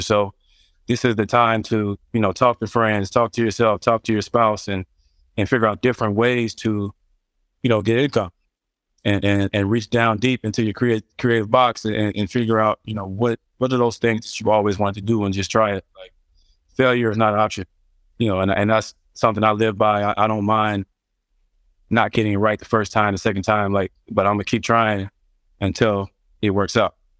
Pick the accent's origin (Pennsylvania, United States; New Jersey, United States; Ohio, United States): Ohio, United States; Cincinnati; I'm from Cincinnati, Ohio.